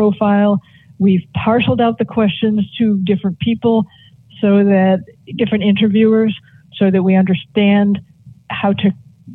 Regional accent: Boston, Massachusetts, United States; I grew up here.

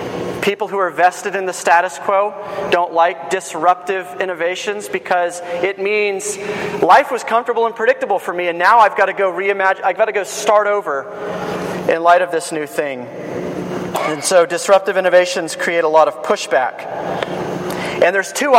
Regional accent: Georgia, United States; I'm from Georgia

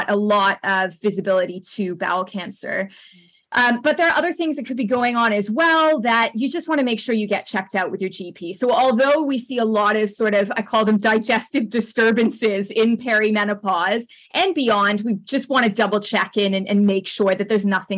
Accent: Canada; accent: Canadian; also born or lived in United Kingdom; my Canadian accent

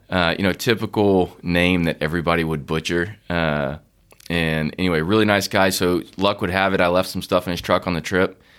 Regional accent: Austin, Texas, United States; I grew up in Austin

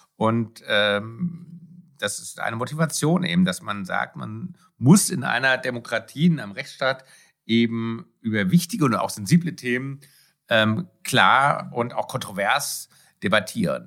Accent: Germany; bei uns in Deutschland

